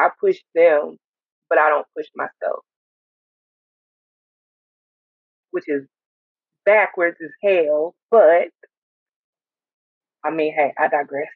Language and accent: English; Montgomery, Alabama, United States; Montgomery, Alabama, to be exact